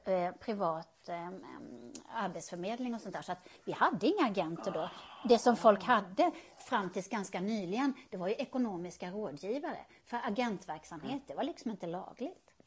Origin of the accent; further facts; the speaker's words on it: Karlskrona, Blekinge, Sweden; moved away; also born or lived in Stockholm; jag kommer från Karlskrona som man kanske hör på min dialekt